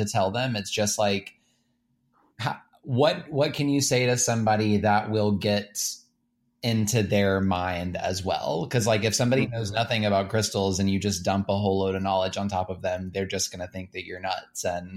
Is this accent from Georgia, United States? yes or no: yes; Cartersville, Georgia, United States; moved away; I spent my whole life right outside of Atlanta. And I grew up in Cartersville.